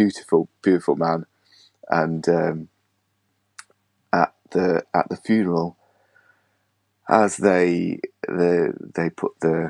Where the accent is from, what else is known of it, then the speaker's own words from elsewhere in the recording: United Kingdom; because we're British